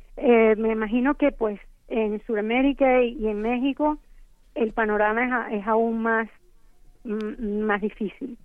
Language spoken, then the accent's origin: Spanish; Venezuela; moved away as an adult; now in United States; Yo crecí y estudié en Venezuela, después vine a Estados Unidos